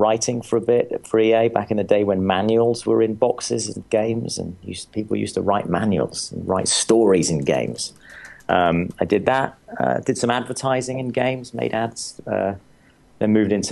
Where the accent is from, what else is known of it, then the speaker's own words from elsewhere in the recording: England, United Kingdom; moved away as an adult; now in United States; I grew up in England